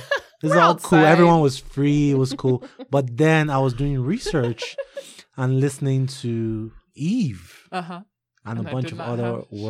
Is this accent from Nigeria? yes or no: yes; Nigeria; I'm Nigerian.